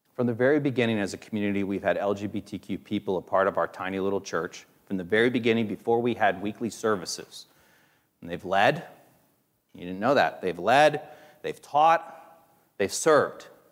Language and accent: English; Hicksville, Ohio, United States; I grew up in Hicksville, Ohio